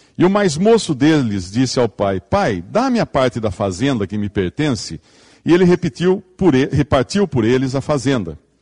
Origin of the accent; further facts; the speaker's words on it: Limeira, São Paulo, Brazil; Eu venho aqui de Limeira, né, interior de São Paulo, lá a terra é vermelha